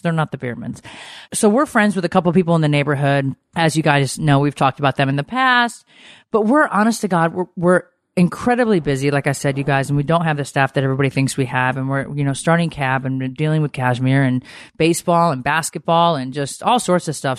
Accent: Connecticut, United States; moved away; I grew up in Connecticut, so I was driving in snow

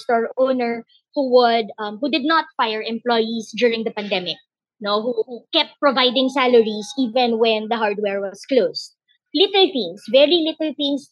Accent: Philippines; we're citizens, because we're now Filipino citizens

